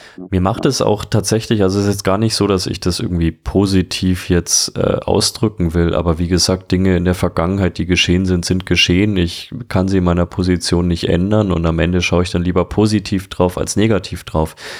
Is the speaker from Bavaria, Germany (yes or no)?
yes; Franconia, Bavaria, Germany; Ich bin aus Franken